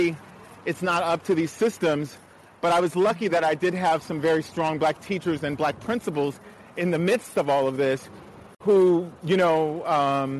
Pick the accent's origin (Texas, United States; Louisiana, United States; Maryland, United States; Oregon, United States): Maryland, United States; Montgomery County; growing up in Montgomery County schools, it was very mixed, predominantly white